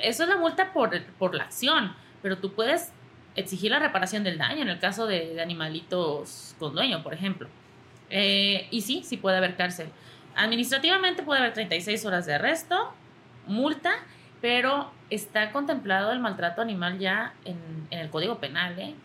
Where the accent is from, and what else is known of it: Mexico